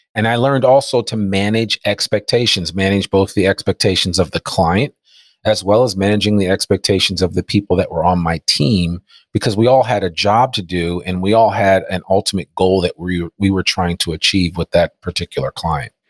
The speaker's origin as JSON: {"language": "English", "town": "Teaneck", "region": "New Jersey", "country": "United States", "tie": "born or raised there", "also_born_or_lived": "Washington, D.C.", "moved": "as an adult", "lives_now": "Fayetteville, Arkansas, United States", "said": "I grew up in Teaneck, New Jersey, so I'm an East Coaster at heart"}